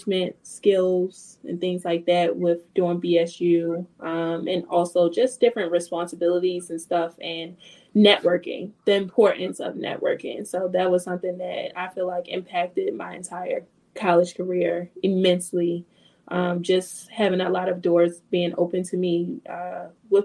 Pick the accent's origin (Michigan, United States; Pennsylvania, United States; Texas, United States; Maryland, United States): Maryland, United States; Baltimore; also born or lived in West Virginia; I'm from Baltimore, Maryland. Born and raised